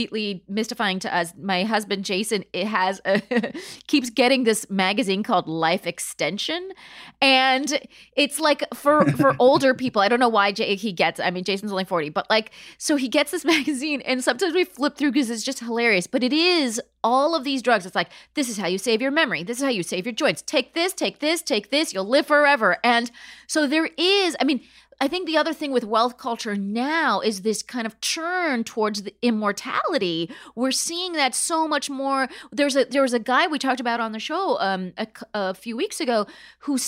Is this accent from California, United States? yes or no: yes; Palm Springs, California, United States; I grew up in Palm Springs, California, which is a retirement community.